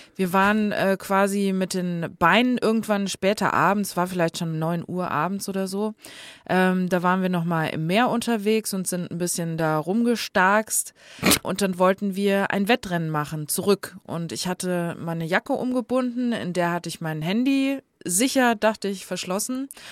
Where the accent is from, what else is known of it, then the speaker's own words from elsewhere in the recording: next to Guxhagen, Hesse, Germany; moved away; da, wo ich herkomme, der Nachbarort heißt Guxhagen.